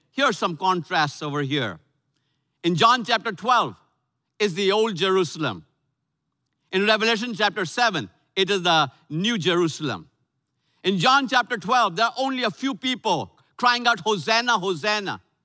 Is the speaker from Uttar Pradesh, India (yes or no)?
yes; Lucknow, Uttar Pradesh, India; moved away; my hometown of Lucknow, India, North India